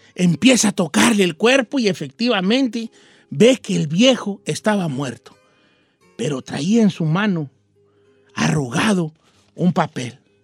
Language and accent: Spanish; Michoacán, Mexico; yo soy de Michoacán